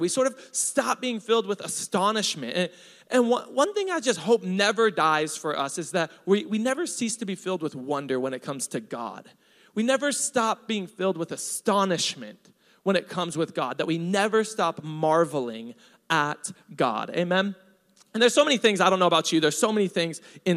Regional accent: Hawaii, United States; I'm Hawaiian.

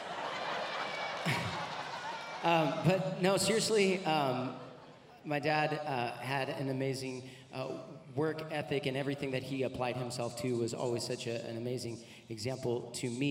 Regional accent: Orange County, California, United States; also born or lived in Anaheim / Placentia / Aliso Viejo; now in Murrieta, United States; I grew up in Orange County. I was born in Anaheim. And I grew up in Placentia and Aliso Viejo, and then we moved out here to Murrieta in about 2001

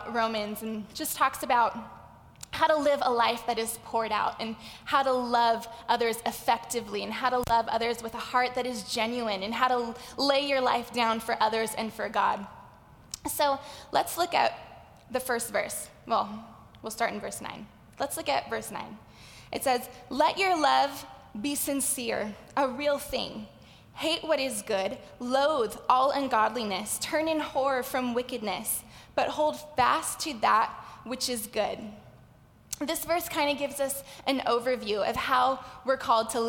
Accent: Los Angeles, California, United States; accent: valley girl; I grew up in the San Fernando Valley, which is why I say like a lot. I'm a valley girl

